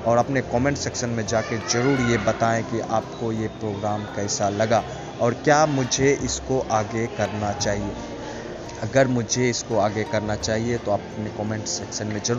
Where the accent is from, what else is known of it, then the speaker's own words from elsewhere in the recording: Begusarai, Bihar, India; बेगूसराय के लिसनर जो हमारे लिसनर है बहुत ही प्यारे हैं और हमारा शहर भी बहुत प्यारा है नॉर्थ कैपिटल कहा जाता है बेगूसराय को